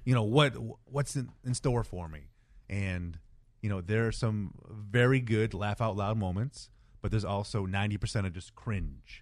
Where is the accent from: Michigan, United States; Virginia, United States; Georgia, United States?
Michigan, United States; Detroit; I was from Detroit